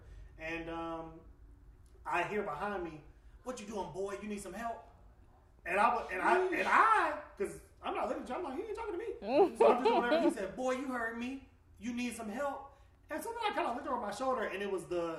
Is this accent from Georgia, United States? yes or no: yes; Atlanta, Georgia, United States; I grew up in Atlanta